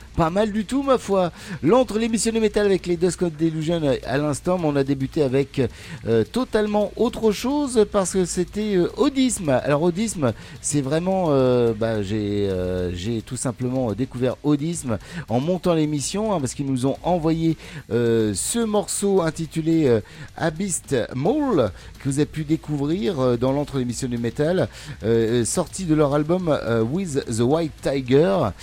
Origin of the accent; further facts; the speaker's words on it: Normandy, France; je viens de Normandie